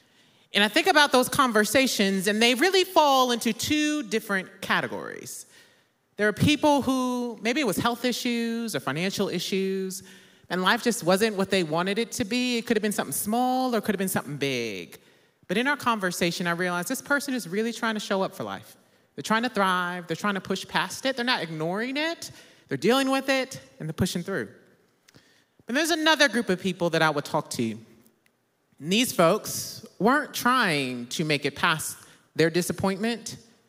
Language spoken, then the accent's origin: English; Midwest, United States; I'm originally from the Midwest, so I enjoy a real fall and not the fake falls we have in Texas.